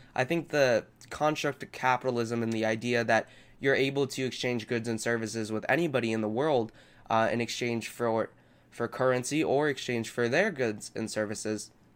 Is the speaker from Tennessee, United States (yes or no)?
no; Southern California, United States; I grew up in Southern California and I continue to live here.